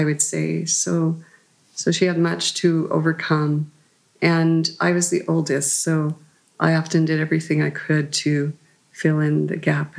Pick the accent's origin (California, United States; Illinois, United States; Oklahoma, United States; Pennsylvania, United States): Oklahoma, United States; born there; Our family had been there since the Sooner times, but I lived in many places. We moved frequently. I was born there in Oklahoma.